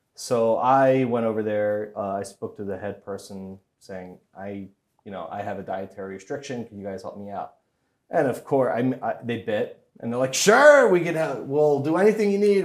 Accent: Hollywood, Florida, United States; I grew up in Hollywood, Florida

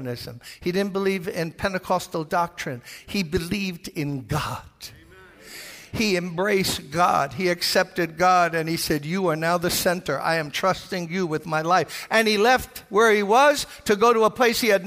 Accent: New York City, New York, United States; I'm from Brooklyn. We don't fish

